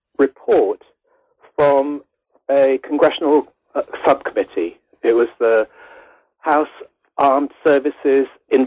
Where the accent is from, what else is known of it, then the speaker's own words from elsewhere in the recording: United Kingdom; I am British. I did my first degree in American Studies at the University of Sussex in England.